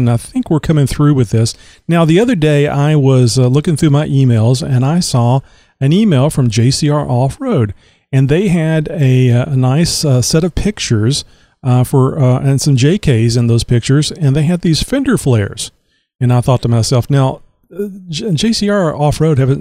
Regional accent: Texas, United States; I'm from Texas. I'm in Texas. I've been here all my life

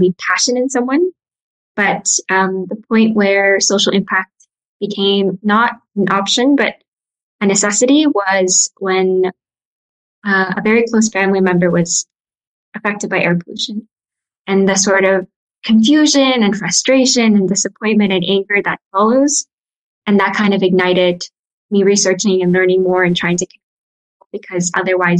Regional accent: Mongolia; moved away; also born or lived in United States; I'm from Mongolia, but I grew up in the States and Mongolia.

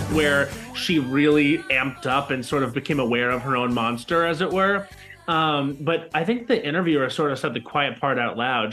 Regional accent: Long Island, New York, United States; I grew up on Long Island

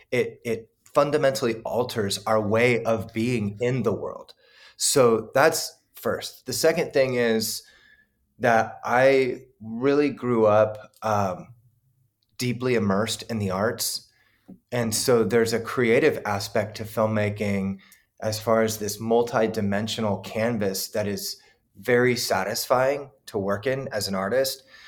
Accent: Southern California, United States; also born or lived in Kansas City, Missouri, United States / Hawaii, United States; I grew up here in Southern California, but I lived in the Midwest for sixteen years

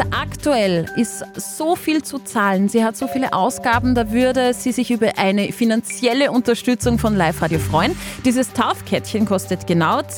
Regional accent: Hofkirchen, Upper Austria, Austria; Ja, ich bin aus Hofkirchen.

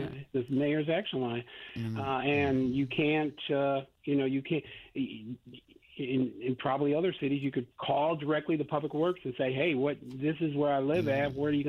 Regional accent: Northern Illinois, United States; now in Indianapolis, United States; where I grew up in Northern Illinois

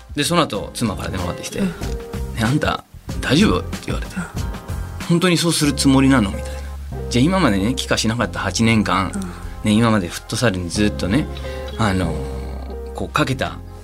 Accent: Peru; now in Japan; 僕はあのペルー出身です

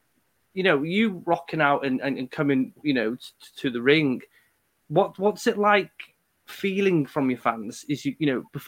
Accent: United Kingdom; us Brits can be biased with each other because, you know, we follow our own into battle, don't we, as British people do.

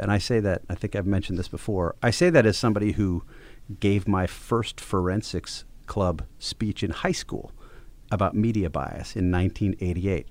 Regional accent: Wisconsin, United States; I'm from Wisconsin.

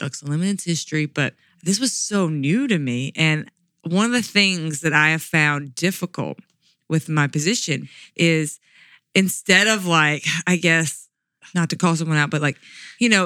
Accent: Mississippi Delta, United States; I grew up in Mississippi Delta.

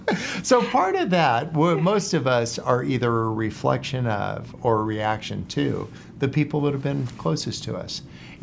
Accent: California, United States; now in San Diego, United States; I grew up in the San Francisco Bay Area and then moved down to San Diego for college. And I've been here ever since.

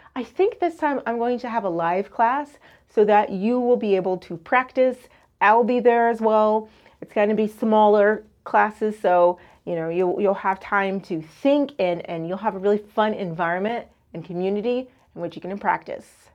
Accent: United States; first language English; I'm a native speaker of English. I'm from the United States

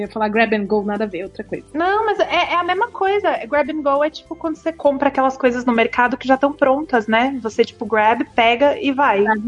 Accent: Brazil

